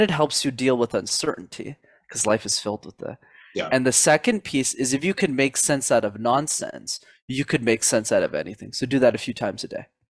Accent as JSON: {"language": "English", "town": "Montreal", "region": "Quebec", "country": "Canada", "tie": "born or raised there", "said": "That's where I'm born and raised in Canada"}